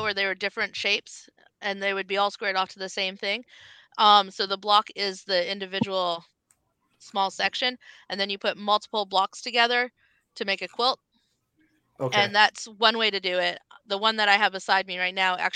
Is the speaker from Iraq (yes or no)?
no; Canada; moved away; we're Canadian.